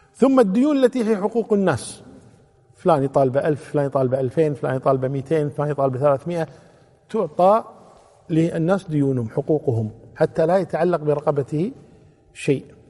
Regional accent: Kuwait; عندنا في الكويت

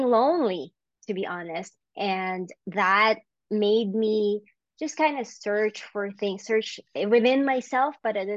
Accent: Philippines; moved away; I grew up in the Philippines

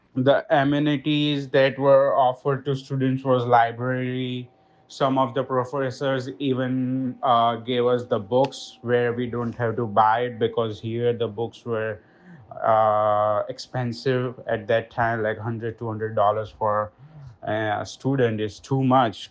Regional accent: Ahmedabad, Gujarat, India; moved away as an adult; also born or lived in Boston; now in New York, United States; I am from Ahmedabad, Gujarat, India.

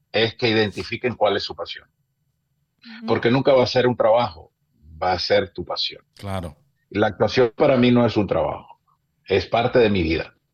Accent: Maracaibo, Zulia, Venezuela; born there; Cuando a mí me dicen, ¿de dónde eres? El regionalista dice de Maracaibo, yo digo de Venezuela, pero nací en Maracaibo.

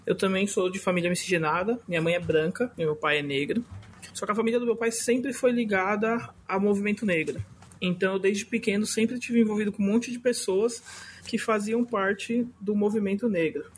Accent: São Paulo, Brazil; sou aqui da Zona Leste de São Paulo, Zona Norte, meia Zona Leste, meia Zona Norte

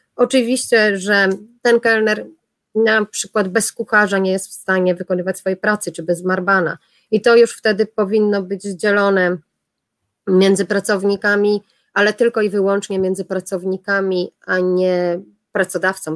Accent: Poland; accent: Polish; moved away; ja jestem z Polski

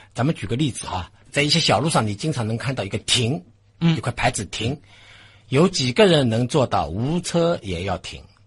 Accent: China; 我们中国人

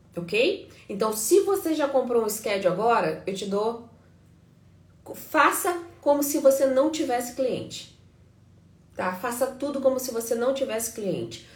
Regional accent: Brazil; now in United States; A gente é brasileiro

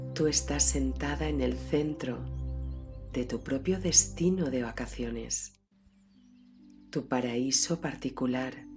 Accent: Valencian Community, Spain; en mi tierra, en mis tierras valencianas, en el interior de Valencia

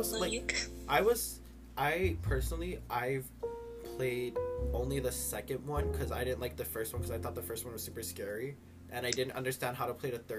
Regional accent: Halawa, Hawaii, United States; I'm from Halava. Like, Halava Correctional Facility.

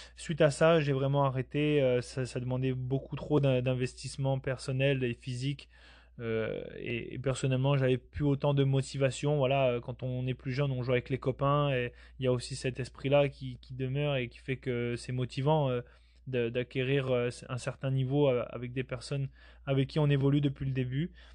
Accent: Basque Country, Nouvelle-Aquitaine, France; je viens de la France, du sud-ouest de la France au Pays Basque

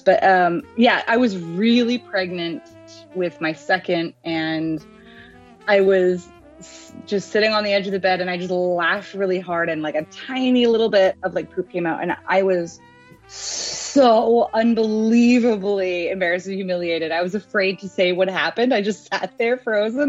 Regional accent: Abbotsford, British Columbia, Canada; I grew up in Abbotsford

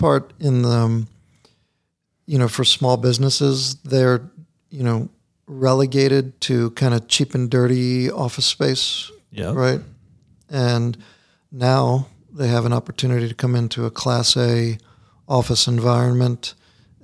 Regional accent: Catonsville, Maryland, United States; I grew up in Catonsville

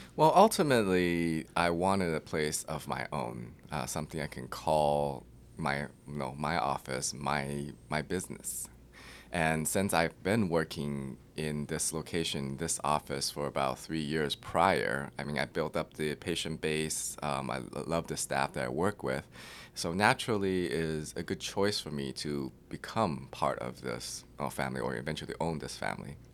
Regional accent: Claremont, California, United States; moved away as an adult; also born or lived in New York City; now in Austin, United States; I grew up in Claremont, which is in the L A County

